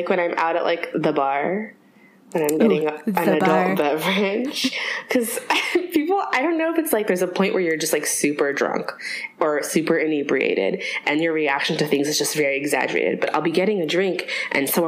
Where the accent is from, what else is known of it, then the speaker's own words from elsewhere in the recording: Southern California, United States; also born or lived in New York; now in Bay Area, United States; I'm originally from Southern California.